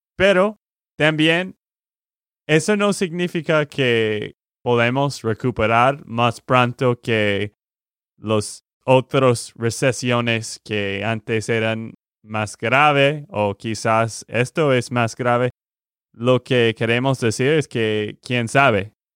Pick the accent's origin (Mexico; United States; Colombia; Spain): United States; Texas; de Texas, Estados Unidos